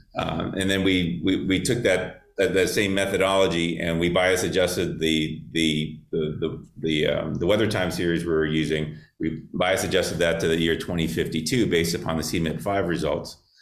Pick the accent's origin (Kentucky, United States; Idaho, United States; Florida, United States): Florida, United States; Miami; growing up in South Florida. I'm a native Miamian, and I grew up fishing in Florida Bay and Biscayne Bay